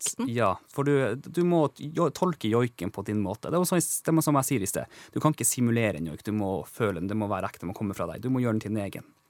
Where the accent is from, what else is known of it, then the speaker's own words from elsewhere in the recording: Kautokeino, Finnmark, Norway; accent: Kautokeino dialect; moved away as an adult; also born or lived in Tromsø; now in Oslo, Norway; Jeg har jo vokst opp med den samiske kulturen rundt meg hele tiden, gjennom hele livet, opp til jeg var 19 år. Da fikk jeg kjenne på at jeg var litt forskjellig fra de andre når jeg flytta fra Kautokeino til Tromsø